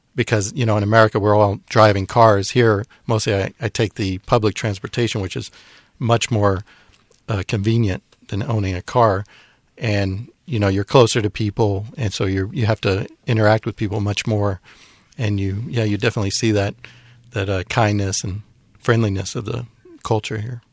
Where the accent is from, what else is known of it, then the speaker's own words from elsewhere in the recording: United States; now in Taiwan; myself, being American